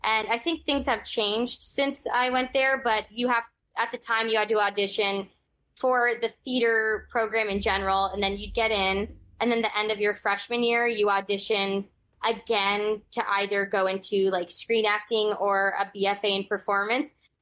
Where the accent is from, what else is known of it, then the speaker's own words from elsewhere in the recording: Los Angeles, California, United States; I'm a Valley girl from Los Angeles. Grew up in Encino